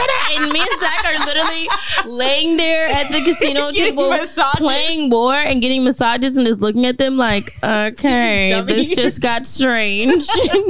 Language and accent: English; Los Angeles, California, United States; From LA.